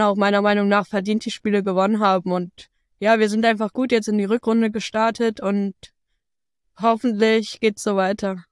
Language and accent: German; Bremen, Germany; hier ist meine Heimat, ich fühle mich hier extrem wohl.